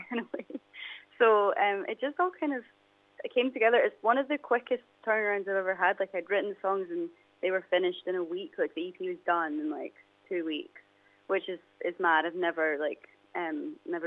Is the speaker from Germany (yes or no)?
no; Dundee, Scotland, United Kingdom; growing up in Dundee